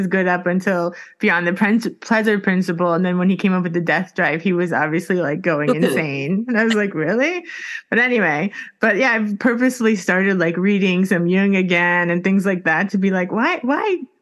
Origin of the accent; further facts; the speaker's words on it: Miami, Florida, United States; moved away as an adult; now in Sweden; I'm in Miami. So I'm just like, that's my identity. I'm from Miami.